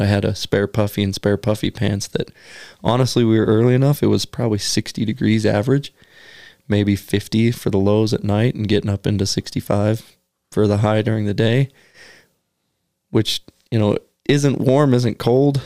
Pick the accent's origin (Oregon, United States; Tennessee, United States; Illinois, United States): Oregon, United States; growing up in Oregon, you wouldn't see a blacktail outside of November